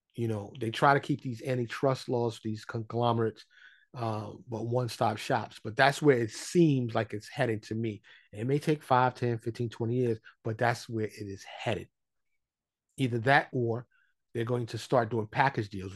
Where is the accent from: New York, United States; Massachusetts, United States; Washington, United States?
New York, United States; New York City; moved away as an adult; now in Dallas, United States; I am born and raised in New York City. I live in Dallas, Texas